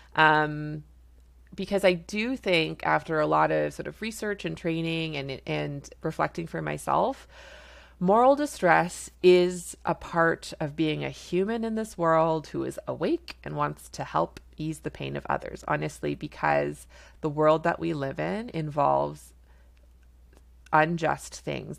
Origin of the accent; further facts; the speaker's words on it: Canada; I'm a Canadian family physician